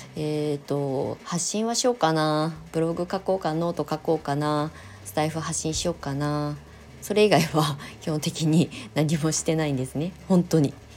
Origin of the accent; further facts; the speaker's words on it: Kasama, Ibaraki, Japan; moved away as an adult; also born or lived in Tokyo / Shonan; 私が生まれ育ったこの茨城県笠間市